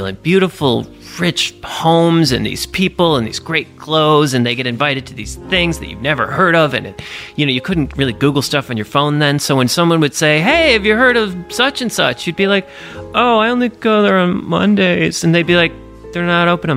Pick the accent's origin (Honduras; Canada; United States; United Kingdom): United States; New York; I'm a New Yorker